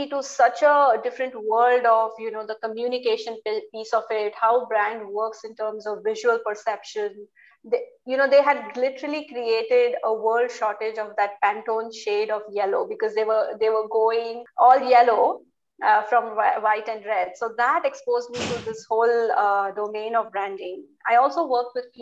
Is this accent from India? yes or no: yes; India; I was born in India.